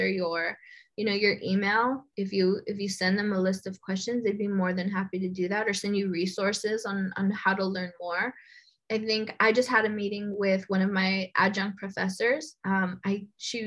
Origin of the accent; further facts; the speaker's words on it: Los Angeles, California, United States; I was born and raised in Boyle Heights